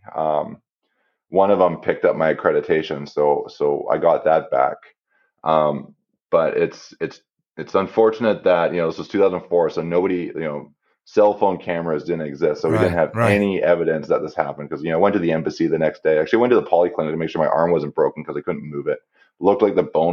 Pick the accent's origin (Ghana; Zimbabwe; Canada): Canada; me being Canadian